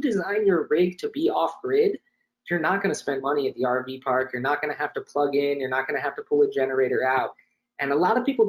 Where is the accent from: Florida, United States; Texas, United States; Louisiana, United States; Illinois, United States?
Florida, United States; also born or lived in Sarasota / New York area; I grew up in Florida.